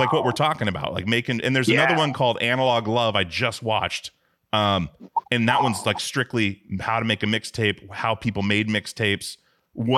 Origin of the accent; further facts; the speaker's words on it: Alaska, United States; now in Portland, United States; I grew up in Alaska, absolutely, like on a small island, and then moved to Portland, Oregon, where I'm now